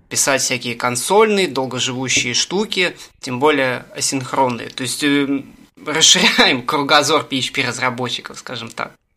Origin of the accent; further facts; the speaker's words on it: Russia; я из России